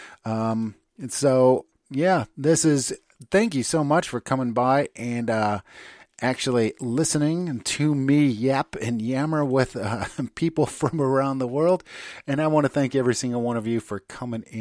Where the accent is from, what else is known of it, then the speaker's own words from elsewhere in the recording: United States; moved away as an adult; now in Germany; I'm an American